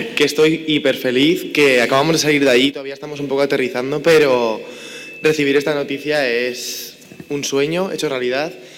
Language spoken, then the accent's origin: Spanish; Zaragoza, Aragon, Spain; de dónde vengo, de mi pueblo, de Zaragoza